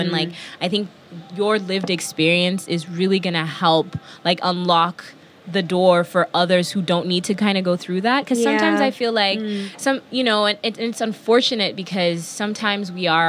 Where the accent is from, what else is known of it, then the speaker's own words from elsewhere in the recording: New York, United States; See, I'm the New Yorker